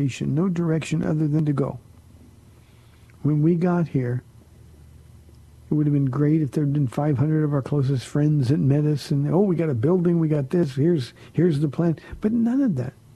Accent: California, United States; moved away as an adult; now in San Antonio, United States; I'm from California.

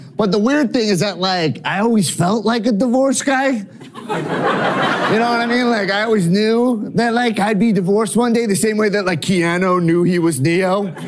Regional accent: New York, United States; now in Los Angeles, United States; I'm from New York

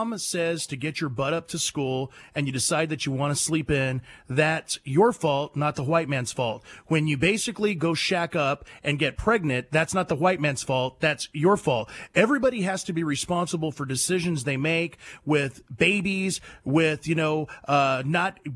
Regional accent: United States; I was born in America

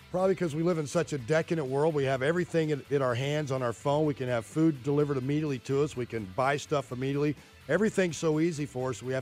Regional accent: California, United States; we're all from California, so I'm used to it.

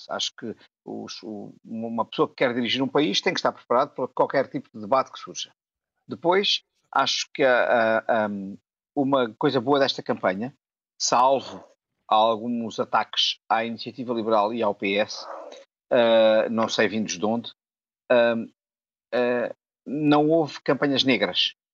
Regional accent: Funchal, Madeira, Portugal; moved away; estou na minha terra, estou no Funchal

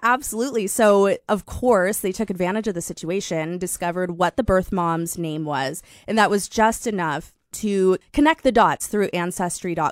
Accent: Fort Collins, Colorado, United States; also born or lived in Minneapolis, Minnesota; now in Sacramento, United States; I'm from a small town called Fort Collins, Colorado.

